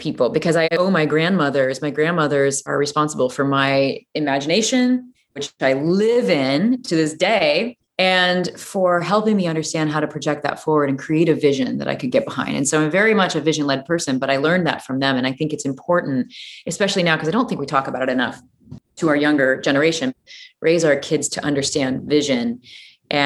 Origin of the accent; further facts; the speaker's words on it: Peoria, Illinois, United States; I grew up in Peoria, Illinois.